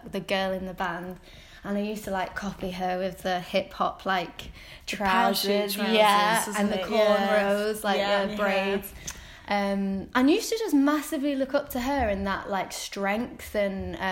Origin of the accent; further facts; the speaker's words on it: Wigan, North West England, United Kingdom; also born or lived in Watford; now in Preston, United Kingdom; I'm from Wigan. I grew up in Wigan.